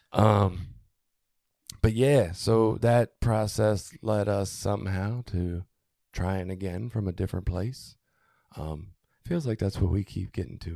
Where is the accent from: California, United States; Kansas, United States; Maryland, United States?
Maryland, United States; Baltimore; moved away as an adult; now in Cecil County, United States; growing up in Baltimore